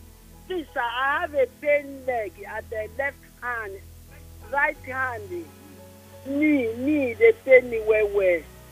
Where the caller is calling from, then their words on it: Surulere, Lagos, Nigeria; No, I'm coming from Surulere.